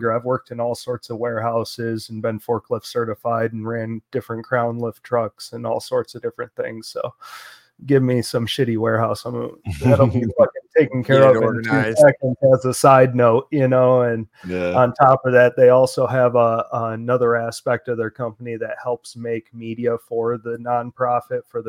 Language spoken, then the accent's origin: English; Oscoda, Michigan, United States; moved away; I grew up in Oscoda, up in northern Michigan